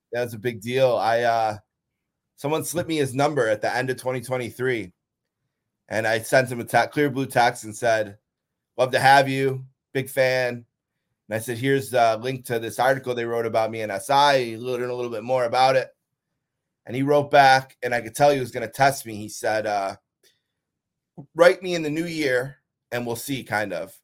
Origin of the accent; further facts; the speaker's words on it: Buffalo, New York, United States; it's my hometown, you know, born and raised here